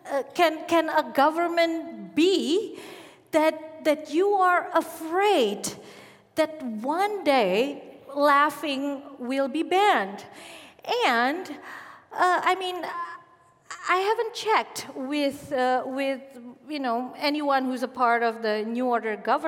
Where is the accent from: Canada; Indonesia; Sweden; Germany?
Indonesia; also born or lived in Yogyakarta / Solo / Jakarta; I was born and raised in Arab descent community in Indonesia